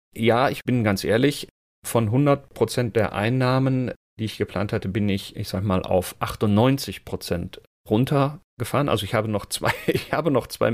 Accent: Münster, North Rhine-Westphalia, Germany; hier bei uns in Münster, wo ich ja lebe und herkomme

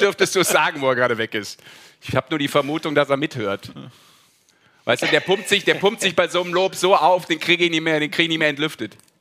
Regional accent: Düsseldorf, North Rhine-Westphalia, Germany; als Düsseldorfer

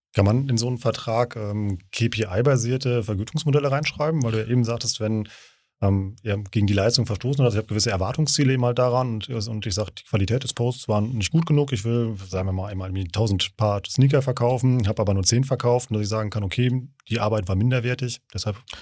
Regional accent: Siegerland, North Rhine-Westphalia, Germany; ich bin Siegerländer

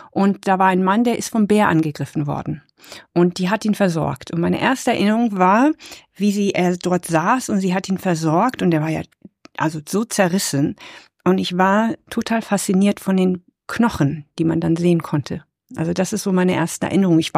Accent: Nepal; born there; wir waren ja in, ich bin ja in Nepal geboren, 1972

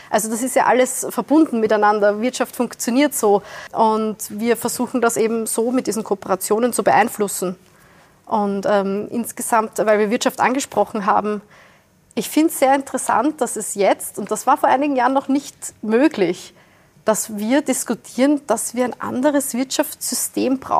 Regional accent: Wiener Neustadt, Lower Austria, Austria; Äh, ich komme aus Wiener Neustadt, südlich von Wien.

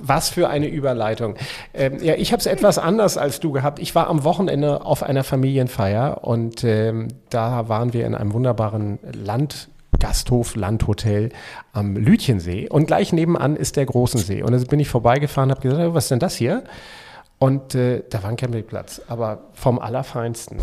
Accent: Schleswig-Holstein, Germany; Und ich als, äh, Schleswig-Holsteiner

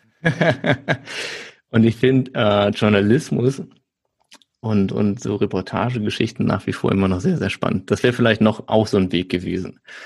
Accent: Nettetal, North Rhine-Westphalia, Germany; also born or lived in Aachen; Ich komme aus der Nähe von Düsseldorf, äh, kleiner Ort, der heißt Nettetal. Dann bin ich aufgewachsen

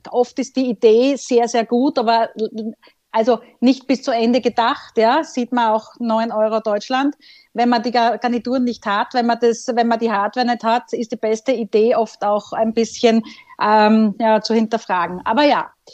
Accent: Austria; bei uns in Österreich

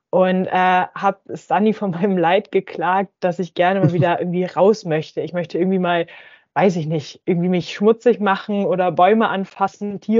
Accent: Hamburg, Germany; moved away as an adult; now in Friedrichshafen, Germany; ursprünglich komme ich aus Hamburg, ähm, bin aber schon vor fünf Jahren äh, für mein Bachelorstudium nach Baden-Württemberg gezogen und wohne jetzt auch äh, derzeit in Friedrichshafen

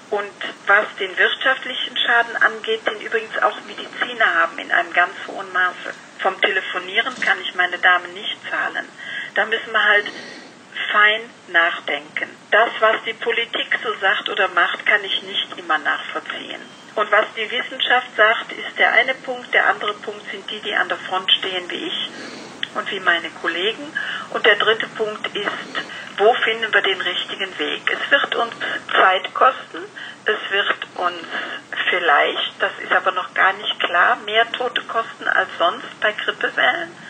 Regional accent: Rhineland, Germany; Sie müssen wissen, ich bin Rheinländer. Ich bin immer positiv.

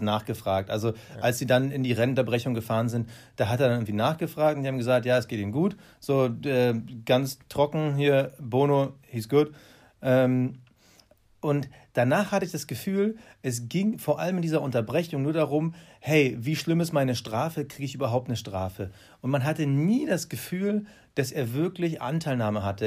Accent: Germany; als Deutsche

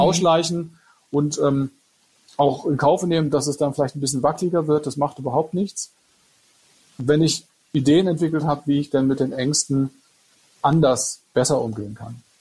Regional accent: Freiburg, Baden-Württemberg, Germany; Ich bin aus Freiburg, ja.

